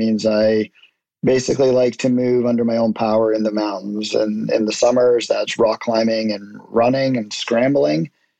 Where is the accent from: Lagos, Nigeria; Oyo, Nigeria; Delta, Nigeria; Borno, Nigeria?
Lagos, Nigeria; So my parents are both Canadian, but I was raised in Lagos, Nigeria, which is, for anybody who doesn't know, it's on the west coast of Africa, just above the equator.